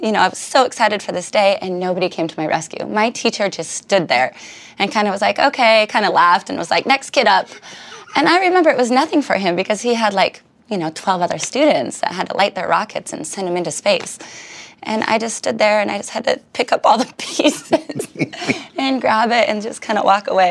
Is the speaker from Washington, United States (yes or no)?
yes; Richland, Washington, United States; the B 52 bomber is named after my hometown